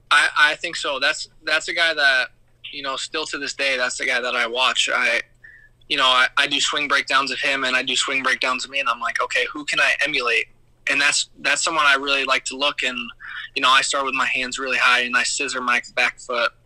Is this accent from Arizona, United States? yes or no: yes; Surprise, Arizona, United States; I literally live in Surprise.